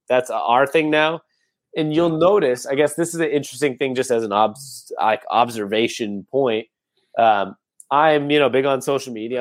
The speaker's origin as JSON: {"language": "English", "town": "Seattle", "region": "Washington", "country": "United States", "tie": "born or raised there"}